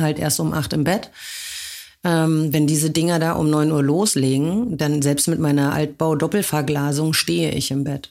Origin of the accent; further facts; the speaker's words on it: a small town in western Germany, Germany; moved away as an adult; now in Berlin, Germany; Ich komme aus einer Kleinstadt aus Westdeutschland.